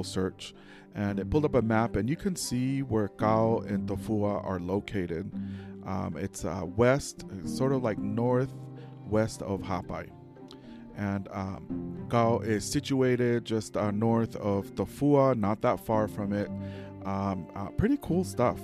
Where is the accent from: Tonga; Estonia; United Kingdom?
Tonga; when I grew up in Tonga